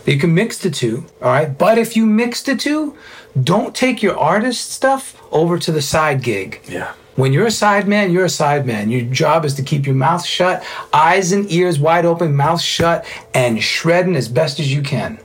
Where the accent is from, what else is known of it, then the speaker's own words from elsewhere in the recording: New York, United States; moved away; also born or lived in South Florida; Being a New Yorker, a Cuban Italian New Yorker